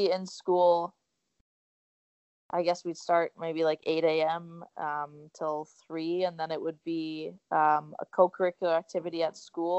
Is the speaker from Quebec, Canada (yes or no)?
no; Oakville, Ontario, Canada; my hometown, Oakville